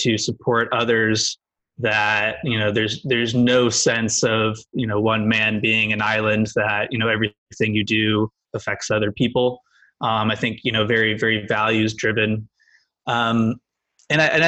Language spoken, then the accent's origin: English; Cleveland, Ohio, United States; Grew up in the Midwest, Cleveland